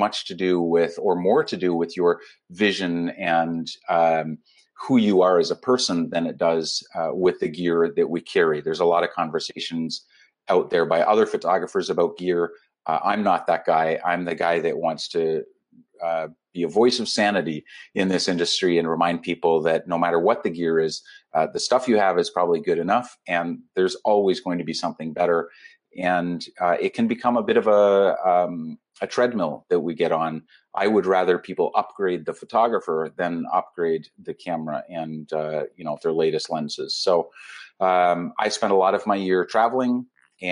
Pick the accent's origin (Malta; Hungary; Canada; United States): Canada; I'm a Canadian travel and humanitarian photographer